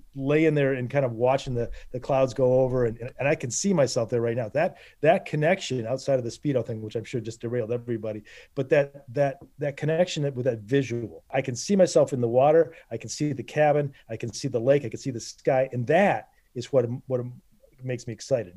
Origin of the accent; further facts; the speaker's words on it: Northern Michigan, United States; I grew up in Northern Michigan